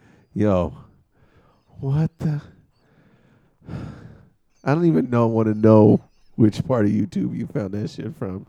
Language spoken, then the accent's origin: English; San Diego, California, United States; I'm from the San Diego tribe